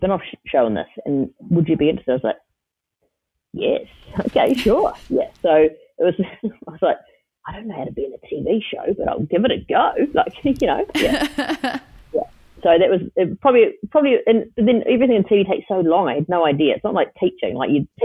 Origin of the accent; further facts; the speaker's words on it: Wellington, New Zealand; I grew up in Miramar, which is right near the airport in Wellington